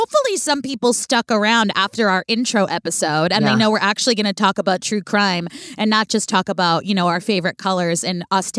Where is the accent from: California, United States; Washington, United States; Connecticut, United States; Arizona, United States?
California, United States; I was in San Francisco. I'm from the Bay Area.